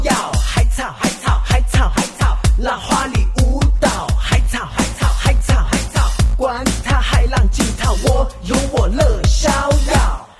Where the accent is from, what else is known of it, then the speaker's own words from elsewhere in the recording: Shanghai, China; 我上海人呢是没有办法去游泳的，但是呢，我们可以吃一个游泳池的珍珠啊！